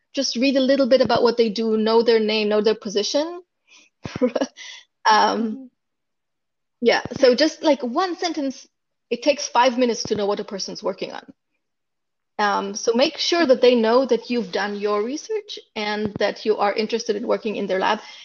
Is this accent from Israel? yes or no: yes; Israel; moved away as an adult; now in Silicon Valley, United States; I'm from Israel and I grew up in Israel, and I went to medical school in Israel